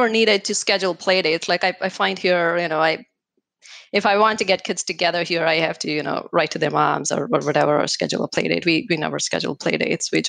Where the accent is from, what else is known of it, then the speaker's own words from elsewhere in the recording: Wisconsin, United States; I'm from Wisconsin.